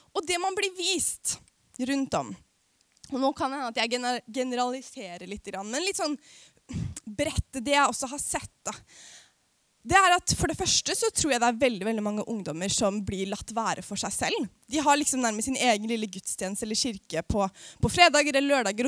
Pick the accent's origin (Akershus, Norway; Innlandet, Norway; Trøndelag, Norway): Akershus, Norway; Aurskog-Høland; jeg kommer jo fra Norges styggeste bygd, som heter Aurskog-Høland på Østlandet